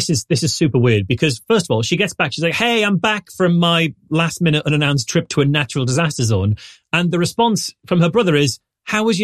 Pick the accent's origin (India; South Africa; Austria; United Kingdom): United Kingdom; I'm British.